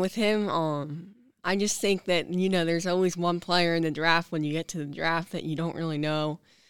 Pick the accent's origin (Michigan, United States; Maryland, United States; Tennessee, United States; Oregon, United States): Maryland, United States; Baltimore; I'm from Baltimore.